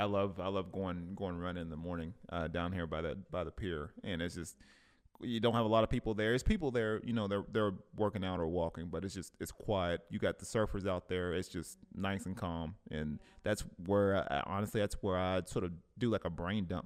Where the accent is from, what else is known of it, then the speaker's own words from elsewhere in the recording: Cleveland, Tennessee, United States; moved away; back in my hometown, back in Cleveland, Tennessee